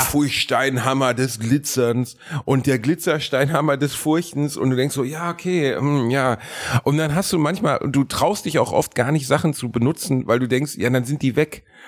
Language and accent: German; Germany; ich bin Deutscher